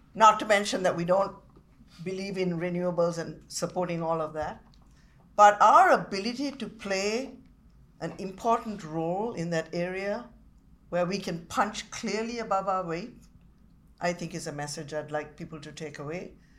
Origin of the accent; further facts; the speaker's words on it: Sri Lanka; now in Canada; I came from Sri Lanka where the democracy has disintegrated over 75 years